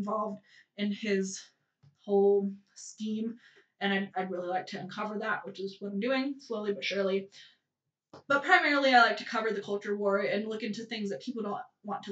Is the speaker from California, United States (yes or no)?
yes; California, United States; moved away as an adult; I'm from California. I was born and raised there, and I lived there until I was 20